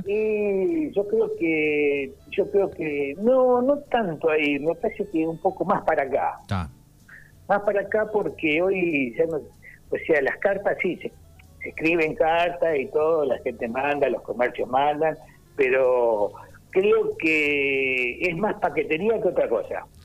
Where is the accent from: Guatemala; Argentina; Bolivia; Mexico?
Argentina; Bahía Blanca, Buenos Aires Province; also born or lived in Viedma; yo nací en Bahía